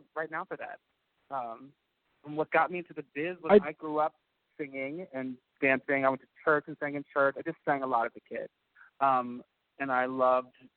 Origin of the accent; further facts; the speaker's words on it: South New Jersey, United States; I am originally from South New Jersey